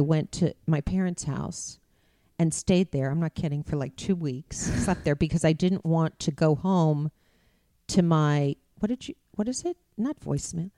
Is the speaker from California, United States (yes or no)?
yes; Beverly Hills, California, United States; growing up in Beverly Hills